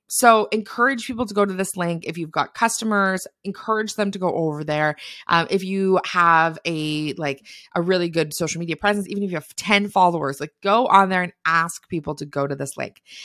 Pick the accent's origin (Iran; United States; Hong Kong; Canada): Canada; I'm a Canadian